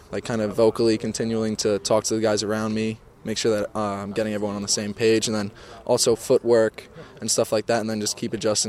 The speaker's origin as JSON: {"language": "English", "area": "Long Island", "region": "New York", "country": "United States", "tie": "born or raised there", "said": "I grew up on Long Island"}